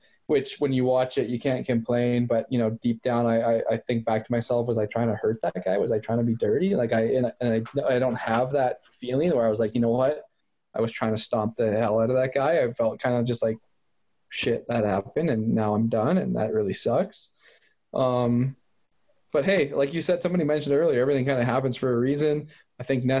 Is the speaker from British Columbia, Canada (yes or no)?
yes; North Vancouver, British Columbia, Canada; also born or lived in Miami, United States; now in Calgary, Canada; I was born near Miami. I grew up in North Vancouver